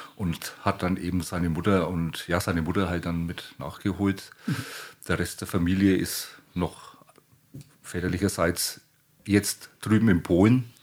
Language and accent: German; Franconia, Bavaria, Germany; mich als gebürtigen Franken